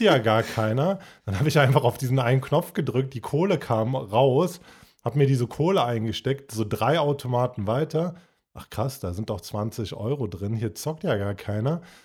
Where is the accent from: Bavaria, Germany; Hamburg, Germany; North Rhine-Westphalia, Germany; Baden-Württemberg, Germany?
North Rhine-Westphalia, Germany; Cologne; Bei uns in Köln